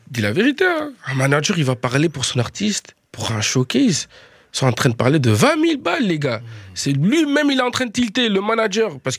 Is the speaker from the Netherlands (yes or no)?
yes; Netherlands; French is a second language; now in France; Je viens de Hollande jusqu'ici, les gars, pour faire la musique.